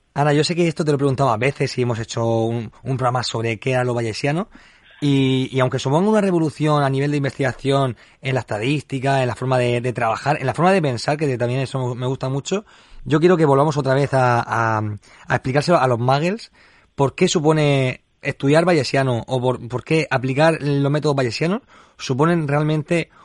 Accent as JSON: {"language": "Spanish", "region": "Region of Murcia", "country": "Spain", "said": "que decimos aquí en Murcia"}